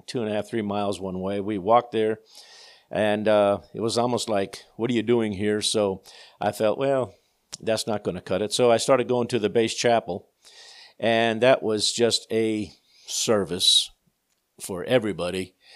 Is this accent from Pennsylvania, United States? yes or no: yes; Peckville, Pennsylvania, United States; also born or lived in England; I was born and raised in the Peckville Assembly of God Church up in Peckville, Pennsylvania